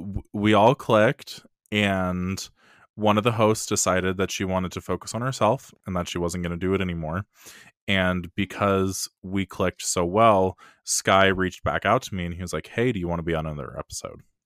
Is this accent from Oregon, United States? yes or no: yes; Eugene, Oregon, United States; I'm recording from Not So Sunny, Eugene, Oregon, up in the West Coast